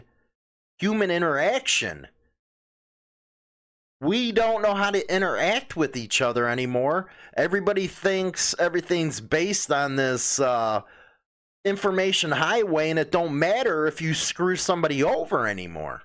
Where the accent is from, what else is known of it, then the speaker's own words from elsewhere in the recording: Chicago, Illinois, United States; the neighborhood that I grew up in Chicago